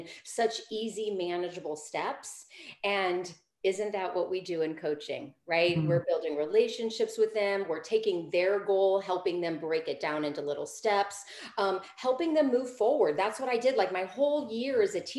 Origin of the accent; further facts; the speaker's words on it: St. Louis, Missouri, United States; moved away as an adult; also born or lived in California / Colorado; now in St. Louis, United States; So I grew up in Missouri. I grew up in the St. Louis metropolitan area